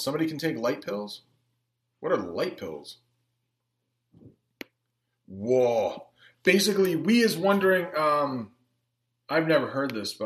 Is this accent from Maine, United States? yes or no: yes; Maine, United States; accent: Maine; first language English; a little bit of my main accent comes through sometimes